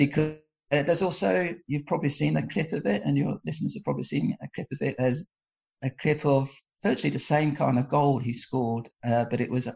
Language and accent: English; England, United Kingdom; now in Portugal; I was born and brought up in England